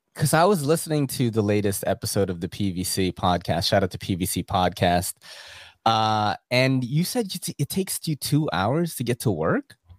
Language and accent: English; New York City, New York, United States; as a New Yorker